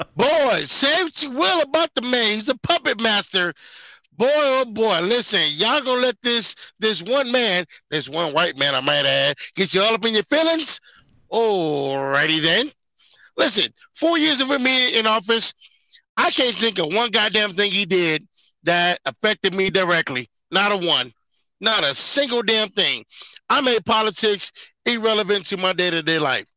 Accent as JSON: {"language": "English", "town": "Detroit", "region": "Michigan", "country": "United States", "tie": "born or raised there", "said": "I grew up in Detroit"}